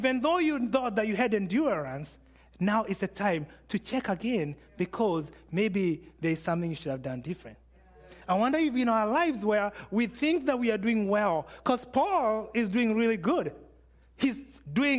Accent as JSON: {"language": "English", "country": "Kenya", "said": "I'm Kenyan"}